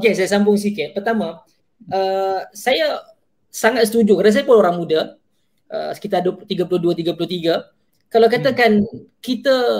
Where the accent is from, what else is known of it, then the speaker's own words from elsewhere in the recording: Klang, Selangor, Malaysia; Saya lahir membesar di Kelang, Selangor